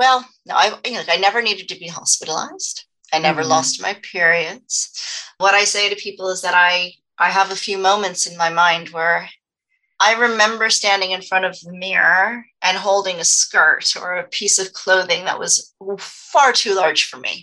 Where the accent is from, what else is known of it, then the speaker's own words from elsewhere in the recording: United States; moved away; also born or lived in Los Angeles, California / Dallas, Texas; growing up in Los Angeles, then Texas, which is also a very appearance-focused society, Dallas, Texas